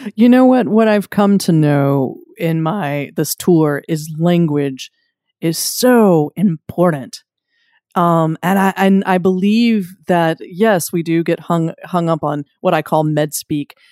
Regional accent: Wilmington, North Carolina, United States; I'm from Wilmington, North Carolina.

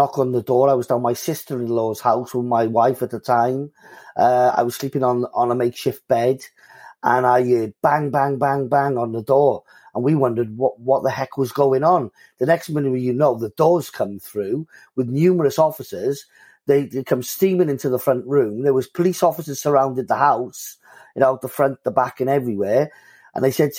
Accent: Cardiff, Wales, United Kingdom; I lived on a council estate, you know what I mean, in the community of Cardiff

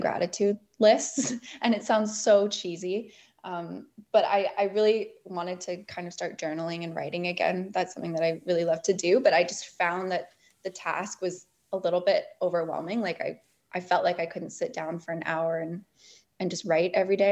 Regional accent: Bowen Island, British Columbia, Canada; growing up on Bowen, too, you just develop this great appreciation for being outside and on the West Coast

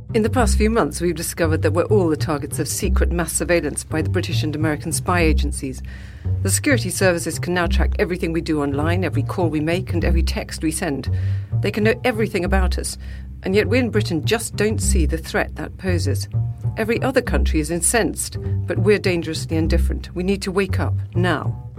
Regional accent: South Africa; moved away; I come from South Africa

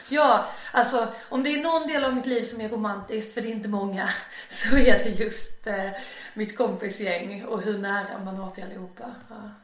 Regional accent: Torekov, Skåne, Sweden; also born or lived in Ängelholm / Båstad; now in Malmö, Sweden; Torekov eh, växte upp mina första år och det är på Bjärehalvön

